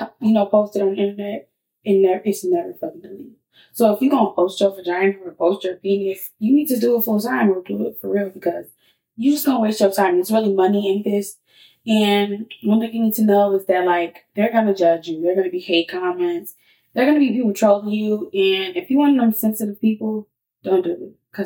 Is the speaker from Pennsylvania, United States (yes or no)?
no; Chicago, Illinois, United States; People need to understand that because I'm from Chicago. Don't think that I'm like this ghetto person.